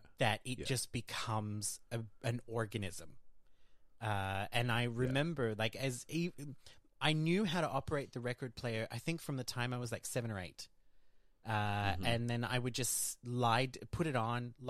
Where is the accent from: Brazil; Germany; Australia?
Australia; Brisbane, Queensland; also born or lived in Iceland; now in France; I grew up in Australia, in Brisbane, Australia, with Geordie parents